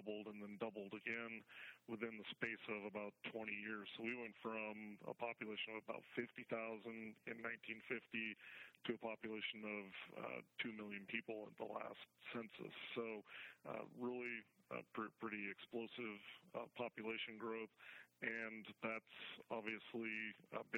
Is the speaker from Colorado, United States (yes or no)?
yes; Colorado, United States; moved away as an adult; now in Nevada, United States; I'm originally from Colorado.